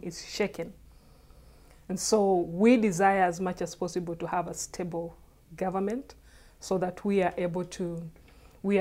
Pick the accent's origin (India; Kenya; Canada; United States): Kenya